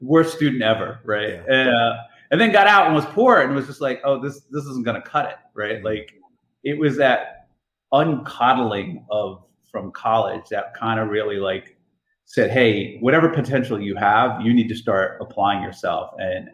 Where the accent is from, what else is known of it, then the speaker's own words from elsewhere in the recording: Jersey City, New Jersey, United States; moved away as an adult; also born or lived in Iowa; I was born and raised in Jersey City, went to school at University of Iowa